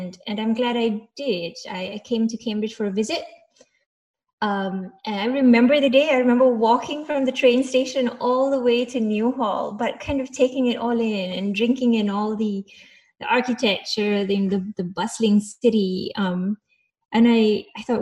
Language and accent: English; Malaysia; moved away; I grew up in Malaysia